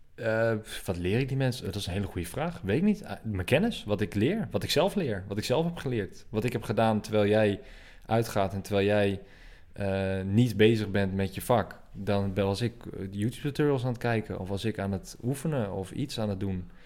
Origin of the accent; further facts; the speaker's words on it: Assen, Drenthe, Netherlands; ik kwam uit Assen, eh, Assen, hoofdstad van Drenthe